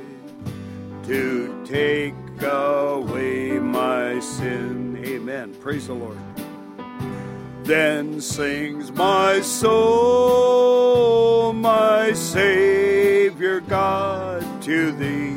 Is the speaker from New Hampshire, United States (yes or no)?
no; Dillingham, Alaska, United States; I'm originally from Dillingham.